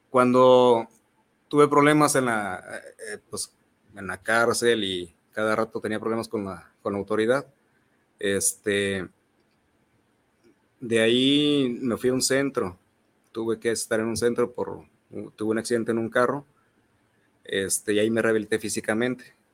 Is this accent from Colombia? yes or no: no; Zacualco de Torres, Jalisco, Mexico; Este, milité en un grupo, yo soy de Zacualco de Torres.